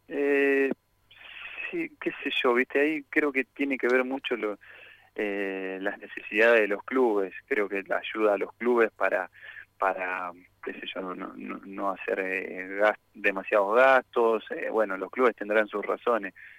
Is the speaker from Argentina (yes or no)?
yes; Argentina; nuestro fútbol